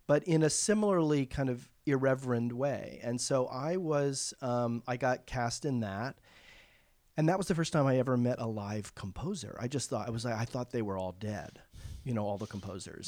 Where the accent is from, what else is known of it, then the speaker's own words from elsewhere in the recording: Charleston, South Carolina, United States; moved away; also born or lived in Mount Pleasant, South Carolina; I grew up in Charleston, South Carolina